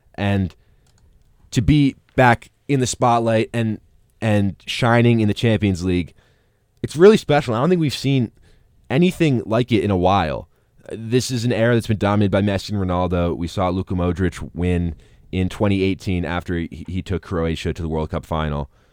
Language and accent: English; United States; I'm American